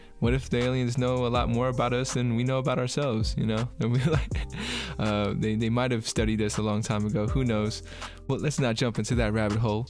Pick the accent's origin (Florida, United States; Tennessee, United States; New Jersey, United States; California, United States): California, United States; Bay Area; I'm from the Bay Area in California